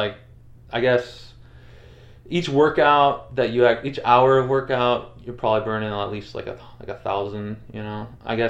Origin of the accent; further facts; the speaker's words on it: Massachusetts, United States; I grew up in Mass, and obviously I kind of moved there right when the Pats started winning